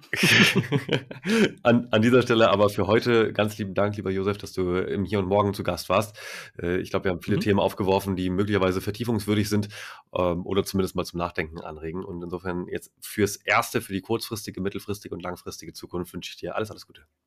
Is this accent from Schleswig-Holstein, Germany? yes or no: yes; Itzehoe, Schleswig-Holstein, Germany; moved away; ich bin da groß geworden. Also von 87 bis 2008